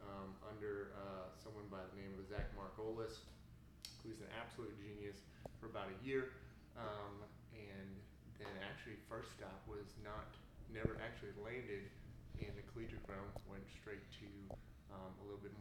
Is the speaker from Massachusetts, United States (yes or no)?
no; Colorado Springs, Colorado, United States; moved away; I'm from Colorado Springs, Colorado.